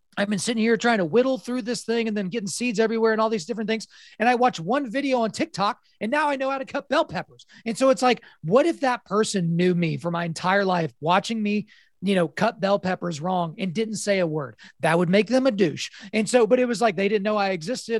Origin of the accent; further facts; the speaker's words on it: Oklahoma, United States; born and raised in Oklahoma